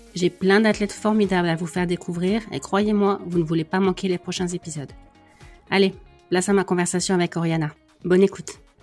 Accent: the Nord, Hauts-de-France, France; moi je suis du Nord, on a les mêmes clichés hein, sur euh, la pluie

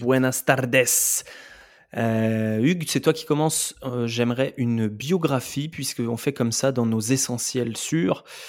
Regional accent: France; on est des Français

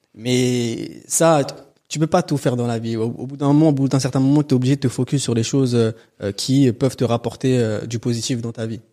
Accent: Antony, Île-de-France, France; also born or lived in Châtenay-Malabry; J'ai grandi à Antony dans le 92.

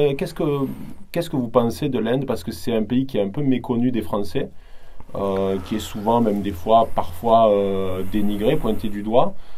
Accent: France; en tant que Français

